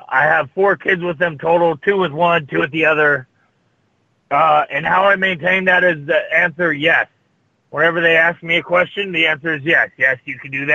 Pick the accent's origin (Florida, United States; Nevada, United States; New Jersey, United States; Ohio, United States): Nevada, United States; Las Vegas; Vegas, my hometown